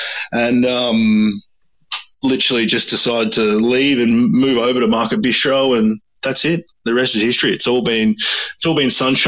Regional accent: Australia; Like I'm a 50-50 mix and I grew up in Australia, and any full-blooded Crow would call me a dinky-dye Aussie.

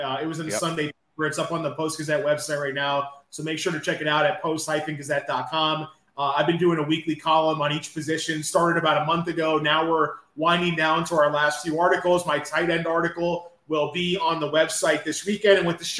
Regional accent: Bradenton, Florida, United States; now in Pittsburgh, United States; my hometown of Bradenton, Southwest Florida.

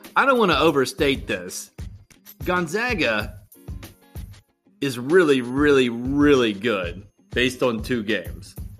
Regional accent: West Virginia, United States; growing up in West Virginia

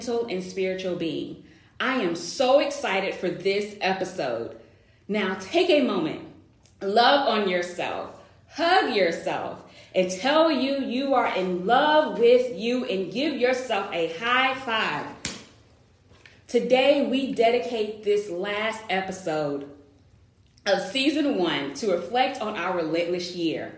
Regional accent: United States; my home country, America

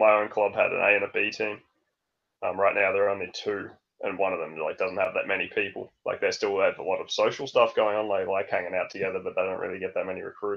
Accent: Melbourne, Victoria, Australia; born or raised there; moved away as an adult; now in Denmark

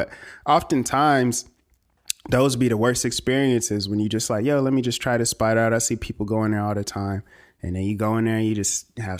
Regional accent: California, United States; Nigga, I'm from California.

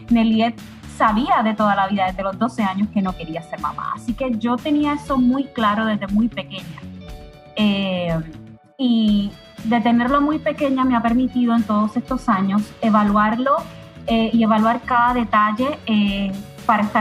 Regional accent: Puerto Rico; moved away as an adult; now in Miami, United States; tengo 39 años, soy puertorriqueña, estoy radicada en Miami, llevo en Miami tres años, eh, pero crecí eh, en Puerto Rico y nací en Puerto Rico.

